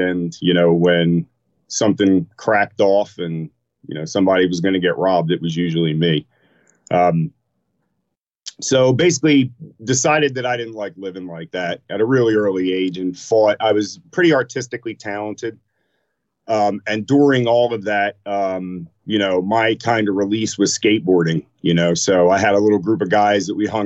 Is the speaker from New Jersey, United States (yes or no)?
yes; Camden, New Jersey, United States; also born or lived in Pennsauken, New Jersey / Maple Shade, New Jersey; now in Philadelphia, United States; was born in Jersey. Grew up in a couple of different interesting areas, Camden, just outside, Pensauken, Maple Shade